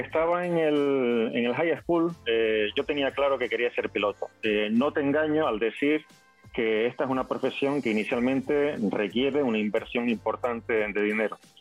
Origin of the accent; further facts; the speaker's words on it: Fuerteventura, Canary Islands, Spain; yo nací en una bonita isla que se llama Fuerteventura, que yo vivo actualmente en el archipiélago de las Islas Canarias